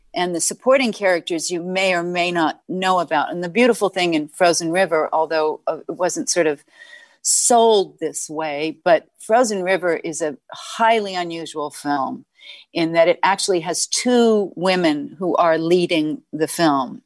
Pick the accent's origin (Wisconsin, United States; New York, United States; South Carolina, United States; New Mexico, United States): New York, United States; I was born in Manhattan